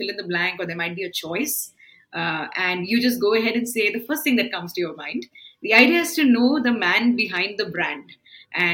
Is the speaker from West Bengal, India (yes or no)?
no; Bangalore, Karnataka, India; I'm a Bangalorean